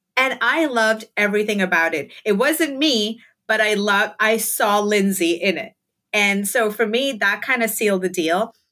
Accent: Mumbai, Maharashtra, India; moved away as an adult; now in Brooklyn, United States; I grew up in Mumbai, India. I like to call it Bombay

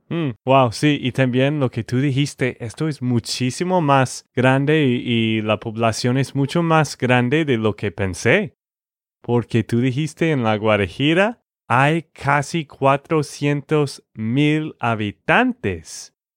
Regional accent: Texas, United States; de Texas, Estados Unidos

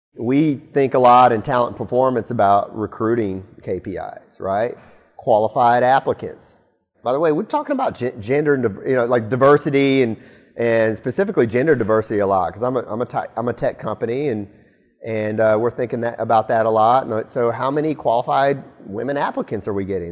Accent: Auburn, Alabama, United States; moved away; I'm from Alabama. I'm from Auburn, Alabama specifically

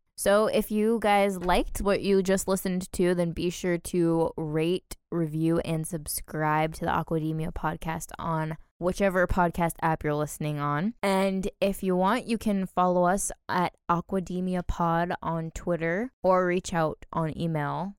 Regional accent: New Hampshire, United States; we're from New Hampshire

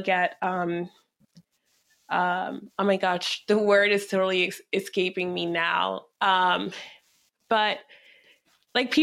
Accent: Reno, Nevada, United States; now in Washington, DC, United States; I grew up in Reno, Nevada

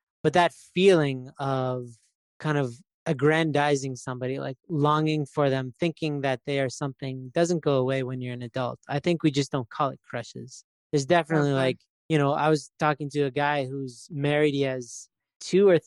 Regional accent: Canada; I'm from Canada

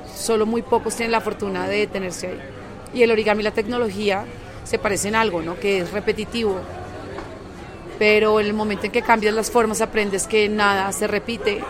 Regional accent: Colombia; me invita como artista colombiana. No me presento mucho en mi país

